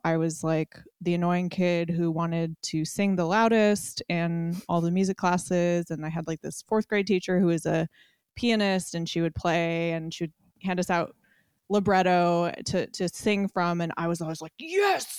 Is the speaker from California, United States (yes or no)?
yes; Alameda, California, United States; I grew up in Alameda, California, which is like, uh, an island in the San Francisco Bay, very close to Oakland.